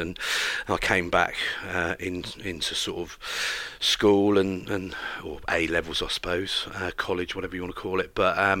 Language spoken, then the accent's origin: English; West Country, South West England, United Kingdom; As a youngster growing up in the West Country, I'm a country boy through and through